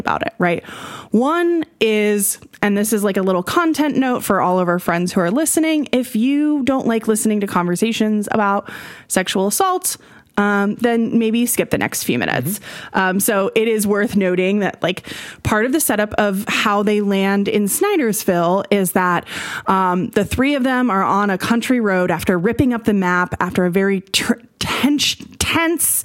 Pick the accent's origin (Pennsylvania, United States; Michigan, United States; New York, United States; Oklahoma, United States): Oklahoma, United States; moved away as an adult; I grew up in Oklahoma mm-hmm. from 1990 until 2021